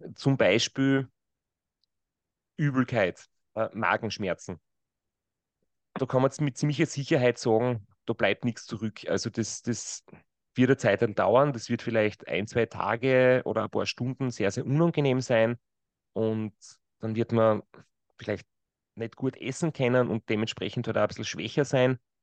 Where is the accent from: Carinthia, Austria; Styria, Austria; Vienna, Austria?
Styria, Austria; Kraubath an der Mur; now in Graz, Austria; nach Graubad an der Mur gegangen. Das ist mein Ort, wo ich aufgewachsen bin.